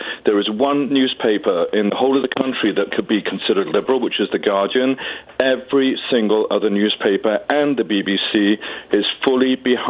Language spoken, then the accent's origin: English; United Kingdom; now in United States; I say to the people back in Britain